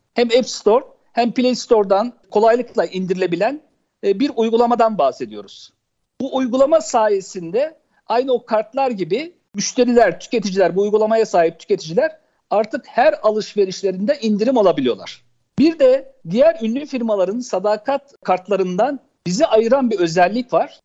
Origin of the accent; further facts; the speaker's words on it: Ankara, Turkey; also born or lived in Çankırı; 1970 Çankırı doğumluyum. Evliyim. iki çocuk babasıyım. Edip Hanım ilkokul hayatıma ben şeyde başladım. Ankara İncirli'de Fakir Erbaa İlkokulu'nda başladım. Sonra Ankara Kanun Lisesi'nde ortaokula başladım